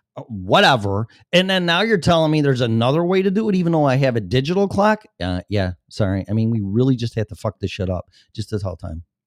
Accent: Chicago, Illinois, United States; born or raised there; now in Florida, United States

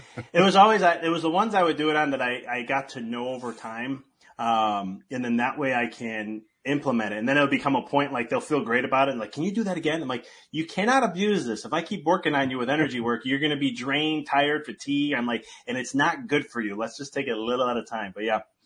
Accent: United States; I'm from the United States

